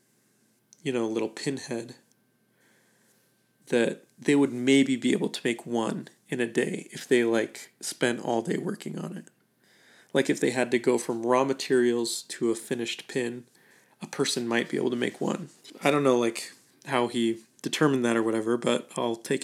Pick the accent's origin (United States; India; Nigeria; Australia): United States; Idaho; I'm from Idaho